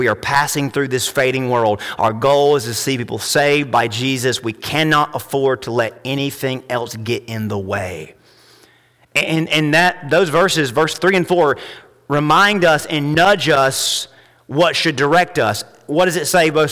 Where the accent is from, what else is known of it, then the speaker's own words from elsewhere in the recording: United States; as an American, as a man